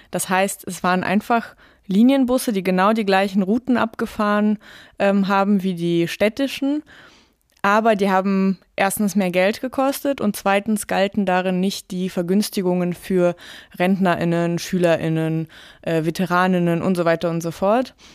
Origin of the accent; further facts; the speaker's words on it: Tyumen, Tyumen Oblast, Russia; Ich glaube, in Moskau ging es relativ schnell dann äh, voran mit dem Straßenausbau, aber in Tümen, wo ich aufgewachsen bin, war das wirklich lange ein Riesenproblem.